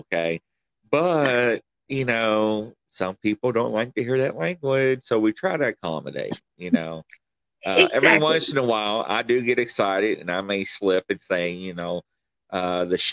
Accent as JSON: {"language": "English", "region": "Kentucky", "country": "United States", "accent": "country", "said": "where are you from? And I'm like, Kentucky"}